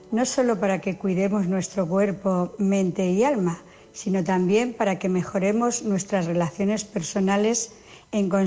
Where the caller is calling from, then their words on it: Ciudad Real, Castilla-La Mancha, Spain; de Ciudad Real, fiel seguidora de Vida Armónica.